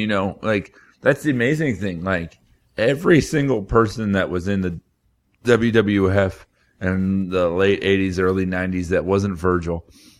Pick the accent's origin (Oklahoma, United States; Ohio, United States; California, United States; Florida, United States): Florida, United States; South; I grew up in South Florida